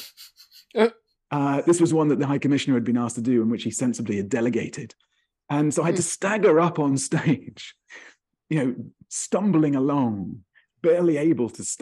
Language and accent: English; Kent, South East England, United Kingdom; I grew up in Kent.